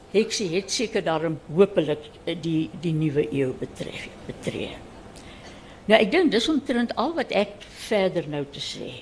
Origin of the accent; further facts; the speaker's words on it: Reitz, Free State, South Africa; moved away; Ek was toe 6 jaar oud toe dit uh uitgekom het. En ons is van Ryds af Bethlehem toe